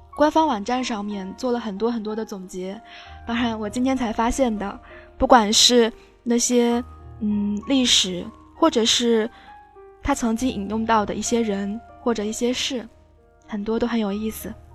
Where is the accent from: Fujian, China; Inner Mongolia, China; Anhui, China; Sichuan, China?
Fujian, China; moved away; also born or lived in Beijing; 回到了我的家乡，嗯，在福建